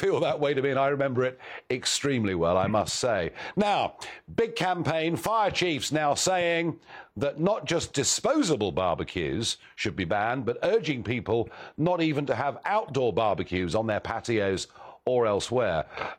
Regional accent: United Kingdom; Now, being British, we absolutely must, I think, talk about the weather

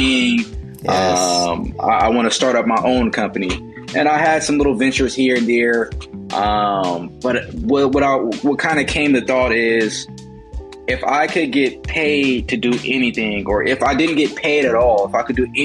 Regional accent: Richmond, California, United States; also born or lived in Oakland, California; locally from the Bay Area, California, specifically Richmond, California

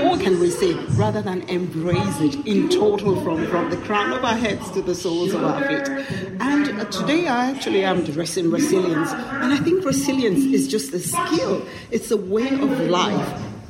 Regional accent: Ireland; born there; I was born in Ireland in the 60s, and I came back, relocated back to Ireland to live with my family.

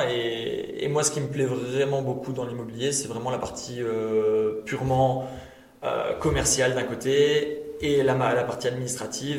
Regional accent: Tournai, Wallonia, Belgium; je suis pur tournésien

